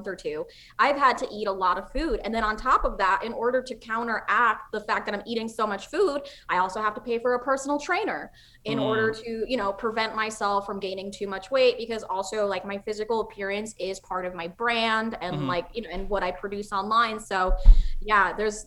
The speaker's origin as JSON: {"language": "English", "country": "Czechia", "moved": "yes", "said": "I'm from Czech Republic"}